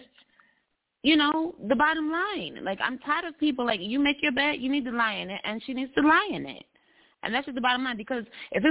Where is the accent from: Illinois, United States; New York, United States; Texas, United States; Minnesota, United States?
New York, United States; I'm from New York